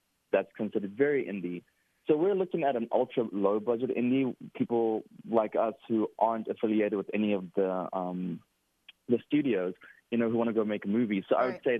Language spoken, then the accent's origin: English; Cape Town, Western Cape, South Africa; now in United States; I am from Cape Town, South Africa.